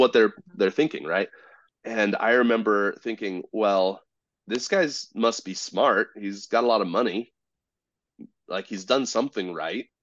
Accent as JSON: {"language": "English", "region": "Southern California", "country": "United States", "tie": "born or raised there", "said": "I grew up in Southern California, but not in the pretty part"}